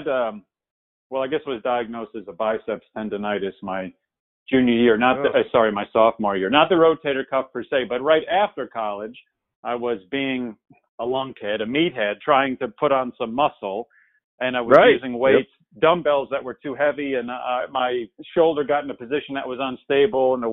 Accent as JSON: {"language": "English", "region": "New Jersey", "country": "United States", "tie": "born or raised there", "also_born_or_lived": "Durham, North Carolina", "moved": "as an adult", "lives_now": "Atlanta, United States", "said": "Born and raised in New Jersey"}